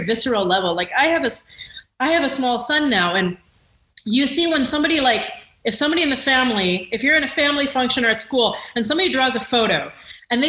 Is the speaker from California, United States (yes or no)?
yes; Rancho Cucamonga, California, United States; when I grew up in Rancho Cucamonga, I thought I was like a true blue American